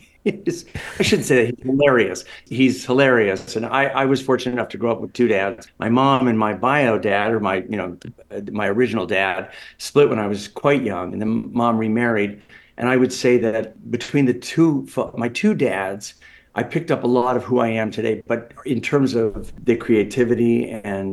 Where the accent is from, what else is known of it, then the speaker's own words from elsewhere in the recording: Toronto, Ontario, Canada; moved away as an adult; also born or lived in Los Angeles / New York City; I was born in Toronto. And as I mentioned, lived here till at 23, I moved out to Los Angeles, California.